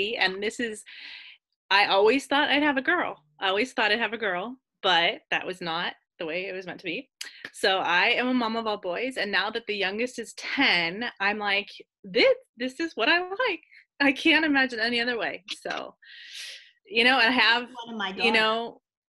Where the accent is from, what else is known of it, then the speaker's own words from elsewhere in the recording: California, United States; now in Kentucky/Tennessee border, United States; me and my husband are both from California